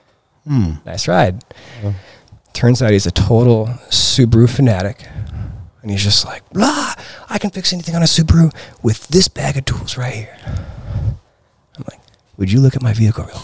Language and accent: English; Midwest, United States; moved away as an adult; also born or lived in Bend, Oregon; now in Alaska, United States; I grew up in the Midwest.